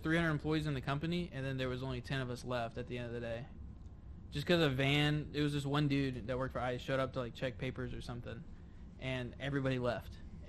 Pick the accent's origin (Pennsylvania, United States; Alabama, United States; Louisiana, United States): Louisiana, United States; New Orleans; I grew up in New Orleans, like in the city.